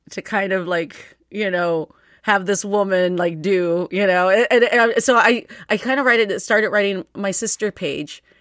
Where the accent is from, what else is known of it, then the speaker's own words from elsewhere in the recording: United States; I was born here, and I learned English off of T V.